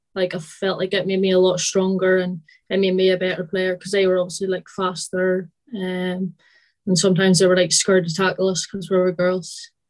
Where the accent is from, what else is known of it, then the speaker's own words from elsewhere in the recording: Northern Ireland, United Kingdom; moved away as an adult; also born or lived in England; now in Forfar, United Kingdom; So I'm originally from Northern Ireland, although you probably can't tell from my accent anymore. And then I moved to England for a year and then now in Scotland. So I stay in Forfar.